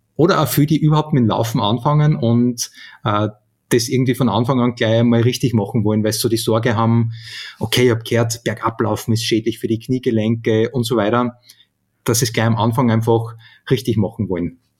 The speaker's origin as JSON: {"language": "German", "town": "Steyr", "region": "Upper Austria", "country": "Austria", "tie": "born or raised there", "said": "von Steyr, von meiner, von meiner Heimatstadt"}